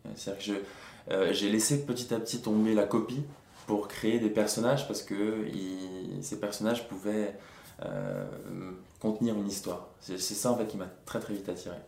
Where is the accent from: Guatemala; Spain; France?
France; Bastia, Corsica; moved away as an adult; also born or lived in Mantes-la-Jolie; je suis né à monte la jolie et deux semaines après j'étais à Bastia